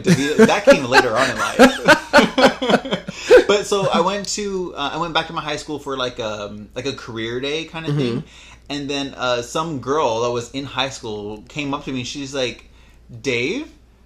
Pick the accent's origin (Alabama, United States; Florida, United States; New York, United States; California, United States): California, United States; La Puente; I grew up in La Puente. I went to Bassett High School.